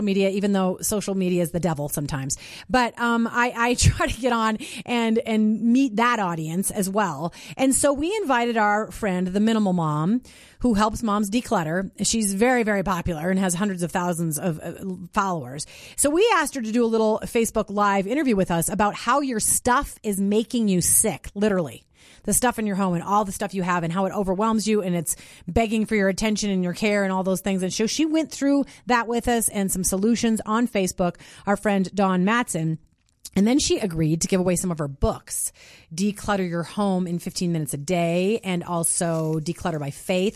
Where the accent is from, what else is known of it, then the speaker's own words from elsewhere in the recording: Minnesota, United States; now in Colorado, United States; I live up in the mountains in Colorado. And I grew up in Minnesota